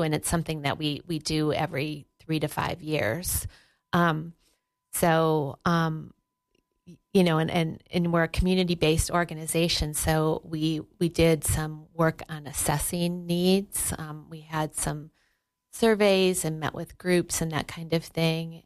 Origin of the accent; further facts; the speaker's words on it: Wisconsin, United States; now in Sheridan, United States; I grew up in Wisconsin